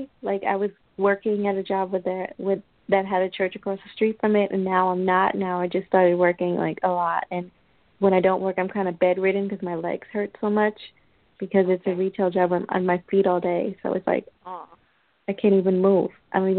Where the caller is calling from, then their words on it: New York, United States; From New York.